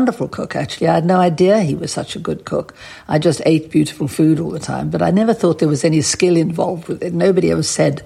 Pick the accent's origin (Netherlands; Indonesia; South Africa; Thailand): South Africa; Johannesburg, Gauteng; moved away as an adult; also born or lived in Paris; I'd been brought up in apartheid South Africa